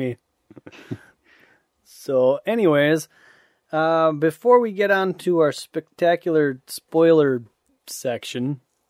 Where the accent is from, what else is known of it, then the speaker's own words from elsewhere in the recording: Ottawa, Ontario, Canada; Yeah, I come from Ottawa.